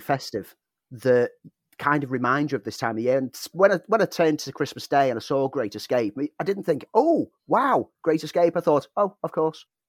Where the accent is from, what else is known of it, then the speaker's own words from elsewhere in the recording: United Kingdom; our British culture